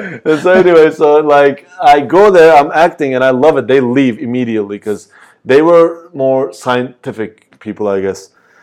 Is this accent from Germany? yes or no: no; Turkey; and I'm from Turkey, like, if I was like some guy, maybe they'd be like, oh, you know what, he's not gonna be good at anything